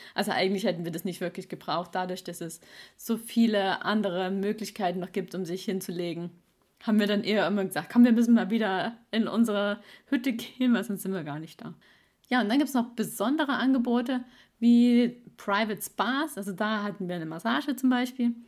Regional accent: East Germany, Germany; moved away; also born or lived in Swabia; ich bin ein Ossi-Schwabe

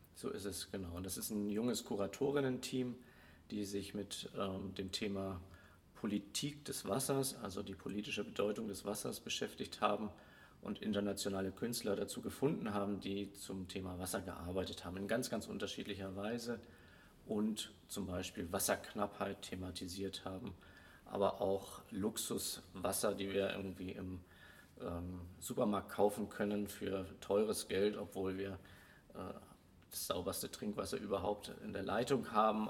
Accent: Hamburg, Germany; now in Swabia, Germany; als Hamburger, der hierher kommt, werde ich damit immer wieder konfrontiert. Du bist aber nicht von hier. Man hört es ja auch

